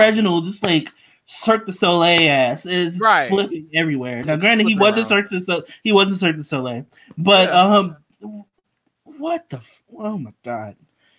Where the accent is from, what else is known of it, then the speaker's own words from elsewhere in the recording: New York, United States; Growing up in New York